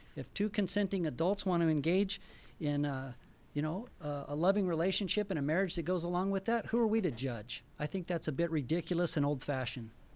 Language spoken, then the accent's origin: English; Albuquerque, New Mexico, United States; now in Boise, United States; My wife and I are, uh, originally from New Mexico.